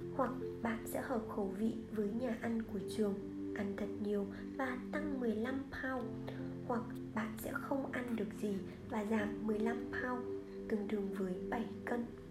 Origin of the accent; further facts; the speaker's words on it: Vietnam; moved away as an adult; now in United States; tôi từ Việt Nam qua